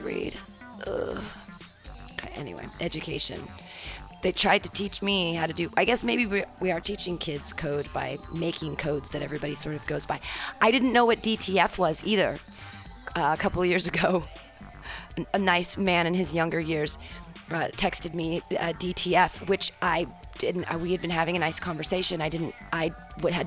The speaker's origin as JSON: {"language": "English", "country": "United States", "said": "as an American, even, I'm a very educated person"}